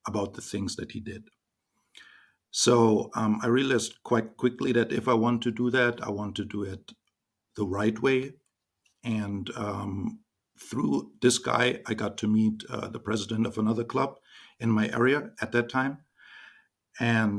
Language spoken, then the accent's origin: English; Germany; I was born and raised in Germany, 44 years old